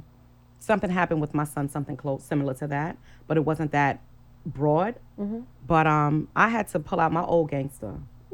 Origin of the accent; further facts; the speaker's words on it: New York City, New York, United States; I'm from Brownsville, Brooklyn.